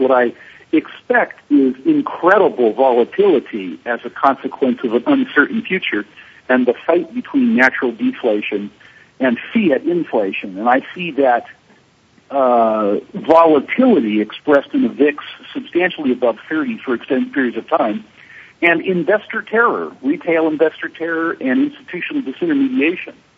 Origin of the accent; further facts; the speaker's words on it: United States; moved away; I'm still American by culture.